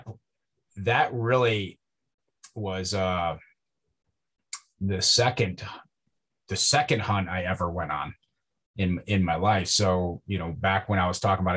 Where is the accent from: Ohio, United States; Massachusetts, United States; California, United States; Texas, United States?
Ohio, United States; Northwest; I grew up in Northwest Ohio. I grew up on a farm.